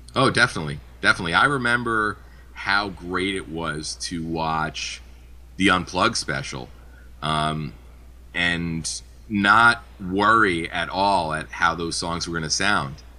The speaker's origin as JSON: {"language": "English", "region": "New Jersey", "country": "United States", "tie": "born or raised there", "said": "where I grew up here in New Jersey, I went to high school at the same high school as …"}